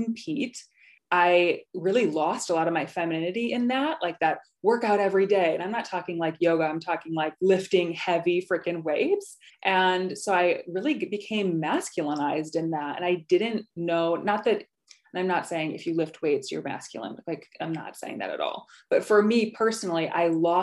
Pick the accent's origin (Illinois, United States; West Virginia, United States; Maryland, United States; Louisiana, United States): Illinois, United States; near Rockford; I still live in Illinois